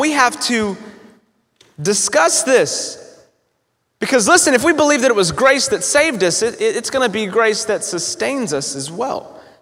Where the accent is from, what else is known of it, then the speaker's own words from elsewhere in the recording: North Carolina, United States; also born or lived in Florida / Evansville, Indiana; now in Newburgh, United States; I'm not originally from uh, Evansville, but I, I'm originally from North Carolina, so I'm a Southern boy